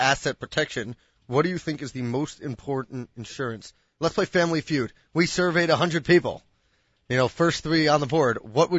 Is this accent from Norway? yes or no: no; New York City, New York, United States; growing up in Manhattan